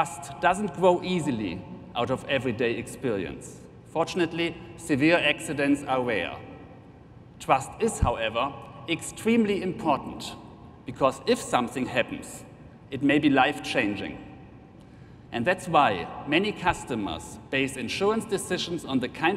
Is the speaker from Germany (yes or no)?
yes; Germany; accent: German; English is a second language; You have probably heard it by now from my accent anyway, but I'm representing Allianz Germany